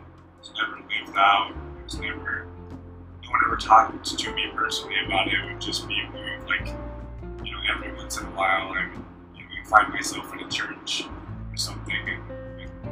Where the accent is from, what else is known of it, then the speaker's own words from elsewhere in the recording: Tennessee, United States; I was born in Tennessee, lived there pretty much my whole life